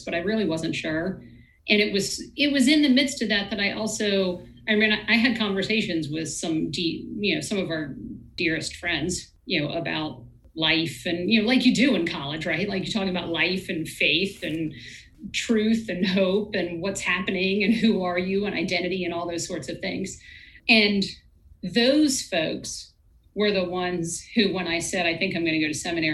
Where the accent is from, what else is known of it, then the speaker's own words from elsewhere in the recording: Virginia, United States; We're both from Virginia.